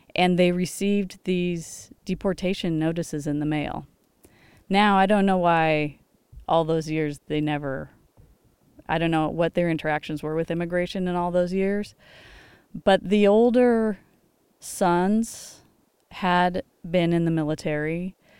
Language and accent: English; Los Angeles, California, United States; I grew up in Los Angeles.